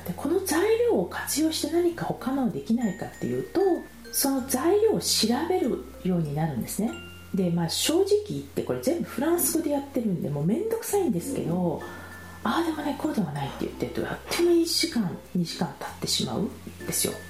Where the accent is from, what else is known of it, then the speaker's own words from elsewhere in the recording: Japan; moved away; 私は純日本人